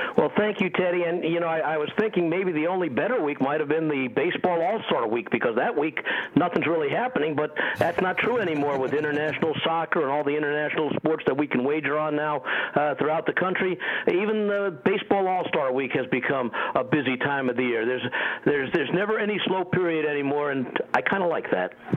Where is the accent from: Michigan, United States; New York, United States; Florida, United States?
New York, United States; moved away as an adult; also born or lived in Little Rock, Arkansas; now in Las Vegas, United States; But I'm originally from New York.